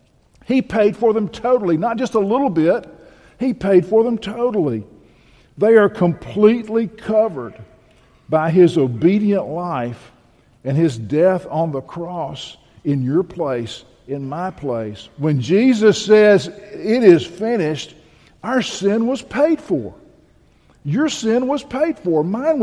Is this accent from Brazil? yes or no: yes; Bahia, Brazil; I grew up in Bahia.